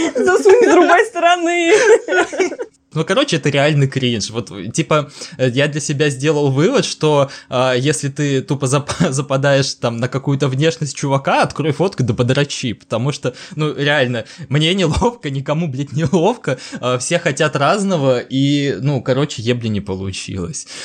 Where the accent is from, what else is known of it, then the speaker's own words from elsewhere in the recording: Stavropol, Stavropol Krai, Russia; я не из Москвы, я из Ставрополя